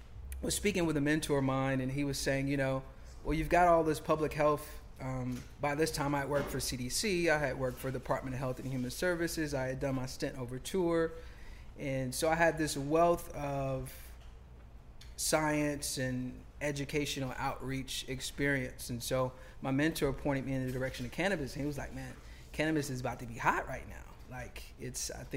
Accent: South Carolina, United States; moved away as an adult; now in Atlanta, United States; Founder, CEO of Relief LLC, a web-based CBD and hemp company, and born and raised in South Carolina

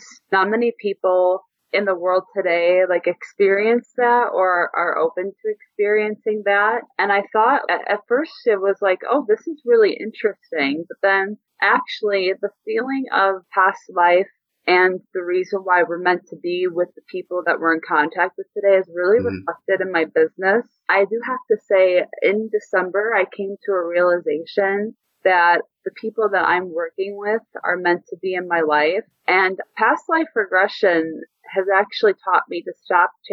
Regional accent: United States; I'm American

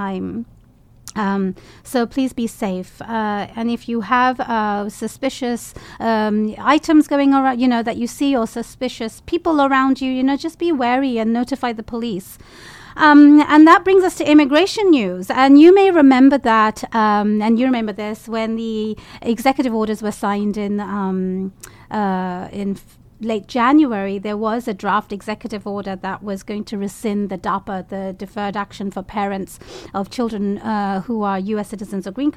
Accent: London, United Kingdom; moved away; I grew up near Finsbury Park

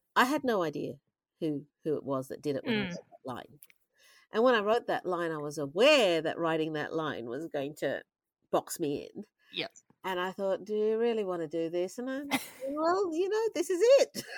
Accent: Australia; I'm an Australian, so I, I understand the way Australians look at the world

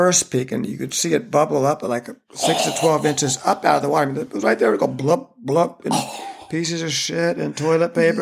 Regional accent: Santa Cruz, California, United States; this is my hometown.

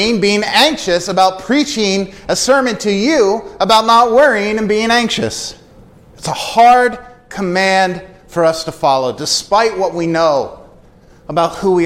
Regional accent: United States; I grew up in Amish country

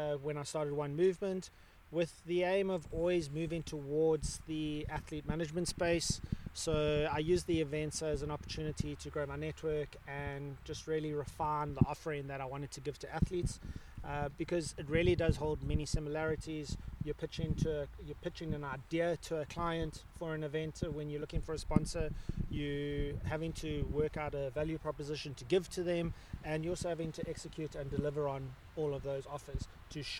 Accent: Umhlanga, KwaZulu-Natal, South Africa; growing up in Umhlanga, coastal town

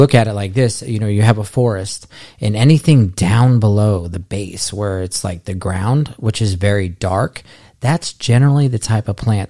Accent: Florida, United States; I was born and raised here in South Florida, and I've just been doing plants ever since I was a kid

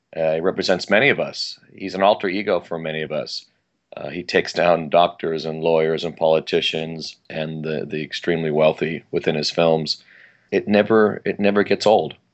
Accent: Sierra Madre, California, United States; I grew up in Los, in Los Angeles County, in the Pasadena area, and like I mentioned, Sierra Madre

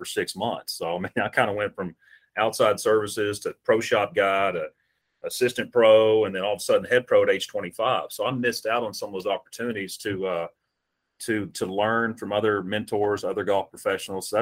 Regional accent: Bowling Green, Kentucky, United States; I grew up in Bowling Green

